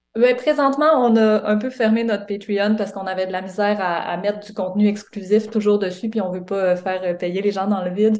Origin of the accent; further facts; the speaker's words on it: Quebec, Canada; moved away as an adult; now in Montreal, Canada; J'ai grandi au Lac-Saint-Jean